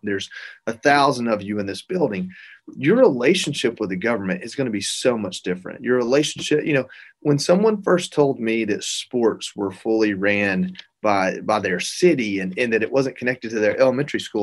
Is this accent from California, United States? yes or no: no; Georgia, United States; I'm from Georgia